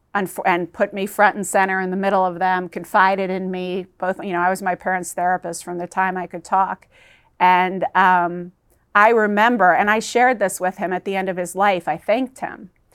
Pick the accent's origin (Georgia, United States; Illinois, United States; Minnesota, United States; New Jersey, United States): Georgia, United States; also born or lived in New York City; we moved to South, this little island on the southeast coast of Georgia, which was right on the Bible Belt